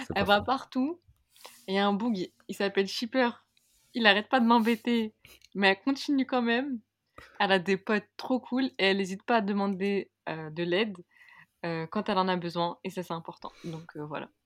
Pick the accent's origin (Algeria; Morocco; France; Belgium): Algeria; je suis algérienne